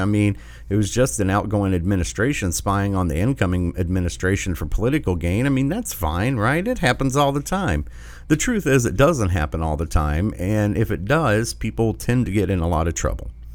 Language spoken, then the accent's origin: English; Michigan, United States; Whitmer, Whitmer, in my home state